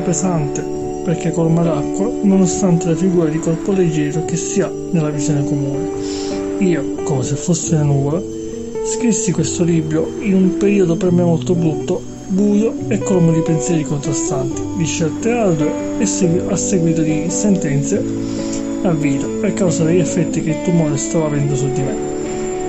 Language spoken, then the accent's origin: Italian; Sicily, Italy; Da buon siciliano